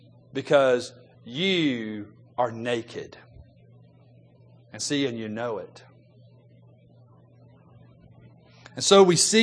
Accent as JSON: {"language": "English", "town": "Memphis", "region": "Tennessee", "country": "United States", "tie": "born or raised there", "said": "Growing up in Memphis, Tennessee, like I did, my wife and I bought a house when we first got married."}